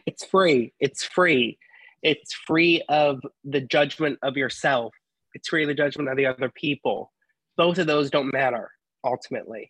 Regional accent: Ohio, United States; growing up in Ohio and going to a Catholic school

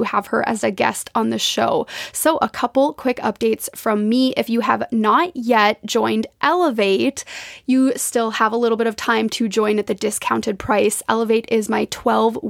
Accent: Minnesota, United States; now in Spokane, United States; growing up in Minnesota, I have a deep connection to the water

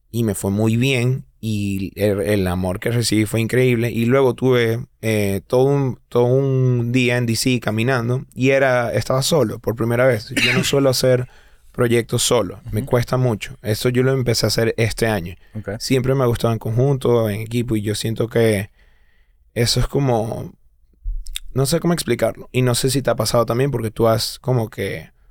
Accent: Venezuela; Cultural es como que, sí, soy venezolano, pero soy como gringa, o sea.

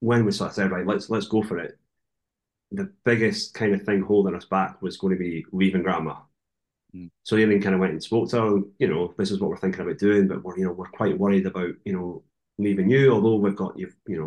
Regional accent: further up the coast from Edinburgh, Scotland, United Kingdom; moved away as an adult; now in New Zealand; I'm not originally from Edinburgh. I'm kind of from further up the coast

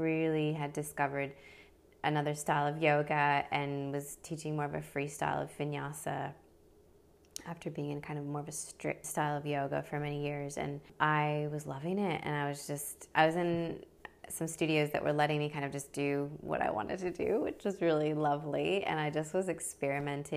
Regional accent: Midwest, United States; moved away as an adult; also born or lived in Brisbane, Australia; now in Sunshine Coast, Australia; So I'm originally from the States. I grew up in the Midwest part of America.

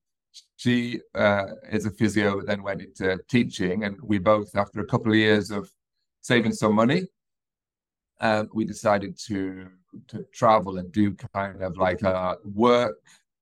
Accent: United Kingdom; accent: British; moved away as an adult; also born or lived in New Zealand / Canada; now in United Arab Emirates; hopefully you can tell from my accent, I'm British

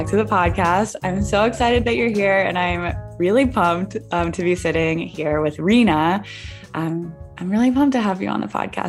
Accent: Pittsburgh, Pennsylvania, United States; So for me, since I'm from Pittsburgh, like Vermont, which is the East Coast, it just feels like home when I'm with people from that side of the country.

